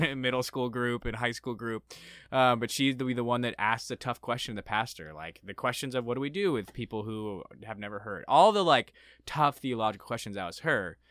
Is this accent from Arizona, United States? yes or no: yes; Arizona, United States; I grew up in Arizona